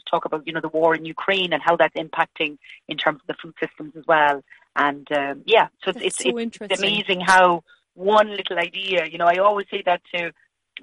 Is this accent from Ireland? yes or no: yes; Stradbally, Laois, Ireland; I grew up in Stradbally, not all that far from Kilkenny, and I grew up on a farm